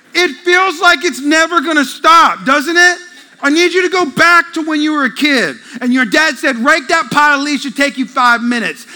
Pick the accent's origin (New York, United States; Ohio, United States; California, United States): California, United States; now in Texas, United States; I'm from California. In the Bay Area, it ain't cool to be a Christian there